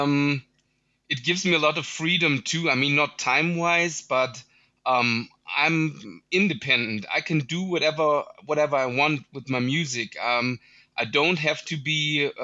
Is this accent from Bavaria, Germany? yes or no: yes; Munich, Bavaria, Germany; I'm also from Germany, from Munich, Germany, which is not a boom bap hotspot.